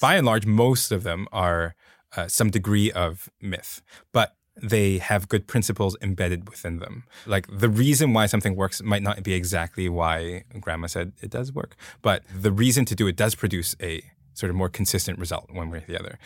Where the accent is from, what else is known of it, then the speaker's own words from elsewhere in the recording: Hong Kong; moved away as an adult; now in United States; grow up in Hong Kong, and I come, came here to the, the U S